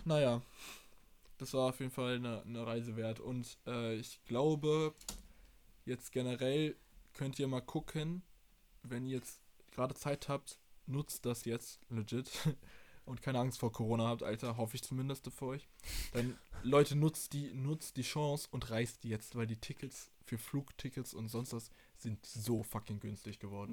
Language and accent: German; Germany; bei uns in Deutschland